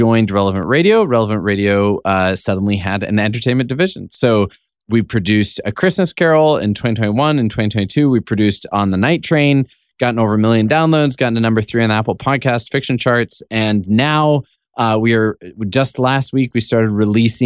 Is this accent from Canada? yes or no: yes; Canada; I'm Canadian.